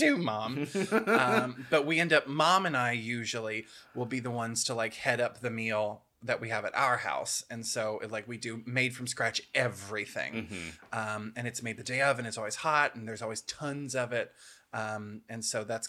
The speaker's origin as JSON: {"language": "English", "region": "the South", "country": "United States", "said": "we're from the South"}